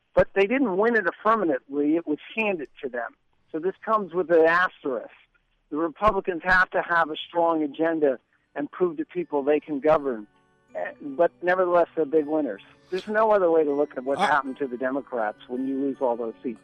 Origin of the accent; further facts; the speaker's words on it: New York, United States; moved away; I'm obviously originally from New York